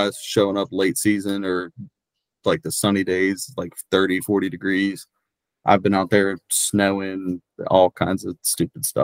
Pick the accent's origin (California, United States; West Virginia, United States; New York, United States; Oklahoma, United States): West Virginia, United States; Shepherdstown; I'm from a little town called Shepherdstown, West Virginia.